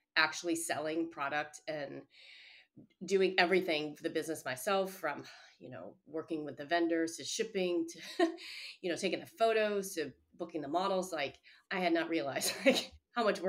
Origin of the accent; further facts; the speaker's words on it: outside of Chicago, Illinois, United States; now in Boston, United States; When I was growing up outside of Chicago